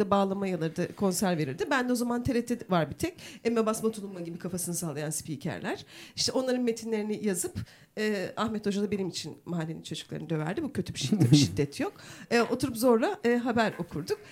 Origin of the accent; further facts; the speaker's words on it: Turkey; Aynı köylüyüz biz. Yan yana evlerimiz